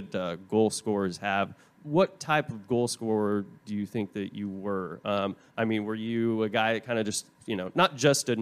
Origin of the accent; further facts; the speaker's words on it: Tulsa, Oklahoma, United States; also born or lived in Vermont; now in Texas, United States; I'm from Tulsa, Oklahoma, originally